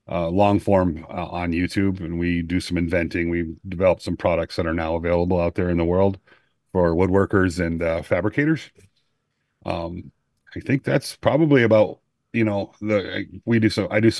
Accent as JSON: {"language": "English", "town": "Greenville", "region": "South Carolina", "country": "United States", "said": "from Greenville, South Carolina"}